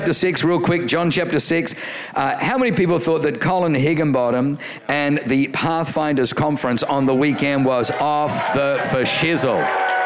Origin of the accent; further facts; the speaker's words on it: Australia; I grew up in Australia